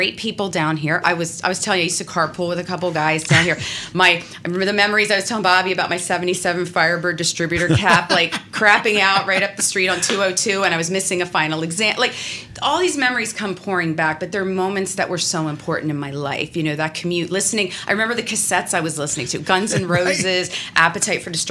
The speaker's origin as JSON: {"language": "English", "region": "Pennsylvania", "country": "United States", "moved": "yes", "lives_now": "New Jersey, United States", "said": "I'm from Pennsylvania, but I live in New Jersey"}